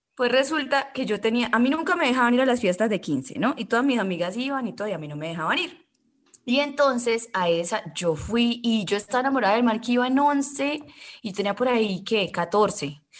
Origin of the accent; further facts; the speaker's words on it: Cúcuta, Norte de Santander, Colombia; moved away; yo vengo de Cúcuta